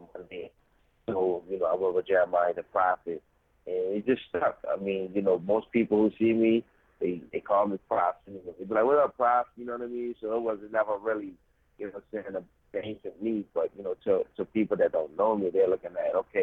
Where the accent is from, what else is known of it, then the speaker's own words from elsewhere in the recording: New Orleans, Louisiana, United States; I'm from New Orleans, Louisiana